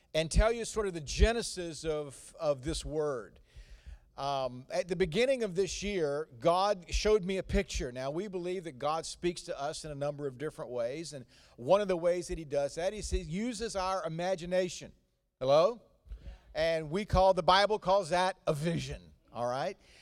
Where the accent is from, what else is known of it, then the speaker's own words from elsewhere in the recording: North Carolina, United States; accent: slow cooked Southern; slow cooked accent, um, that I did not get this in the Washington, D C area. This came from forty-five years of living in North Carolina